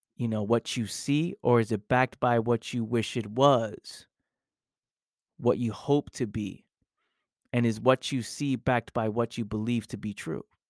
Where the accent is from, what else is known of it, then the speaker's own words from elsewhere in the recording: New York City, New York, United States; I grew up in the Bronx, New York